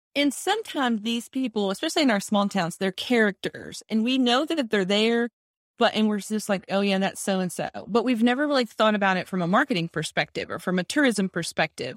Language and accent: English; Texas, United States; accent: Texas; I'm in Texas, if you can't tell by my accent